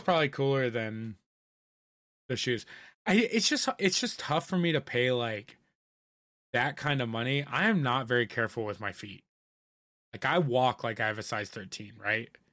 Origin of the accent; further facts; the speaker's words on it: Indiana, United States; moved away; I grew up in Indiana